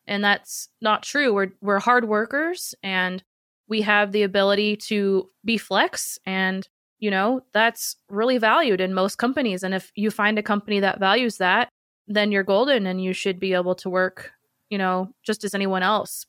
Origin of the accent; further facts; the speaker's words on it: Seattle, Washington, United States; I'm from Seattle where the original Starbucks was created